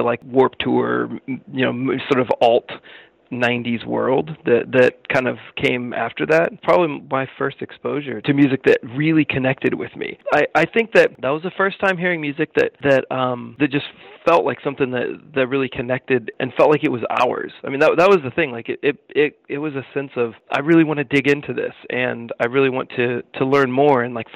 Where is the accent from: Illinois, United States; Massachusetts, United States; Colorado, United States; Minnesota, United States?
Illinois, United States; Danville; we grew up in Danville, Illinois, which is about 30 miles away from Champaign-Urbana